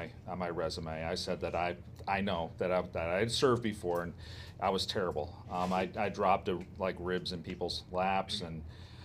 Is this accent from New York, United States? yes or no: yes; Rochester, New York, United States; moved away as an adult; also born or lived in Kent, Ohio; now in Ohio, United States; I'm originally from Rochester, New York, so upstate